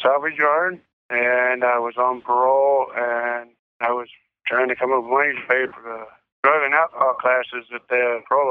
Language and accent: English; Perryton, Texas, United States; also born or lived in Oklahoma / Missouri; now in Jefferson City, United States; I'm from Perryton, Texas.